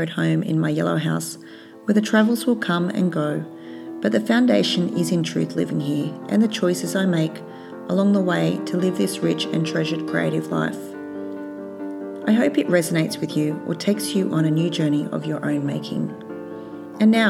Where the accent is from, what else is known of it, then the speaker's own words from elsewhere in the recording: Australia; as an Australian with a complicated colonised past